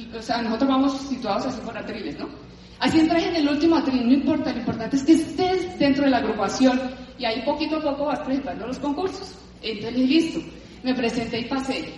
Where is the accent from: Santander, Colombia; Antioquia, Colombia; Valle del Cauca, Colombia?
Valle del Cauca, Colombia; Cali; moved away as an adult; now in Bogotá, Colombia; yo vengo de Cali, toda la vida en Cali